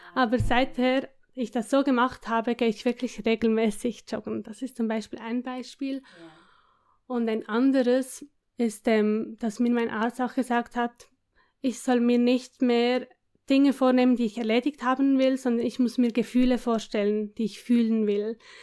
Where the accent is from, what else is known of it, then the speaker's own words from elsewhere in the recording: between Bern and Biel, Switzerland; Ich komme, wie man hört, aus der Schweiz. Aus der Schweiz, ja.